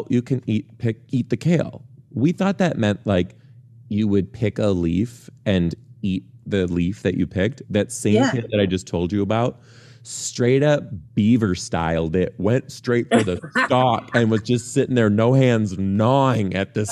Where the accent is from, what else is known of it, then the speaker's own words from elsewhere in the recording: Detroit, Michigan, United States; I am from Detroit